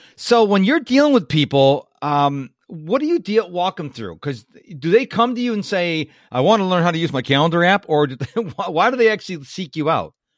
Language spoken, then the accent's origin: English; Rochester, New York, United States; moved away as an adult; now in Houston, United States; I was born and raised in Rochester, New York